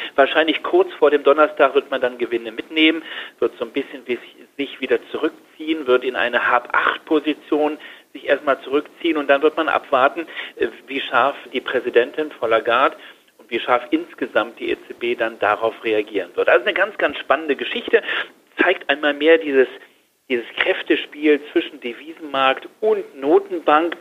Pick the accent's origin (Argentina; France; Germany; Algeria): Germany; bei uns in Deutschland